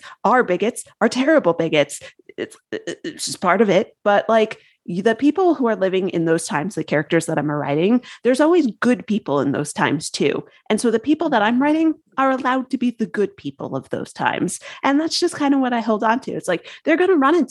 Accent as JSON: {"language": "English", "region": "Connecticut", "country": "United States", "said": "I'm from Connecticut"}